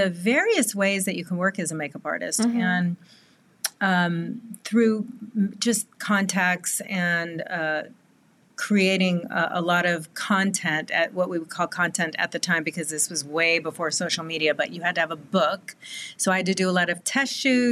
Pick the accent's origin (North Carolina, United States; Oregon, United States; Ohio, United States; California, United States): California, United States; Southern; born and raised in Southern California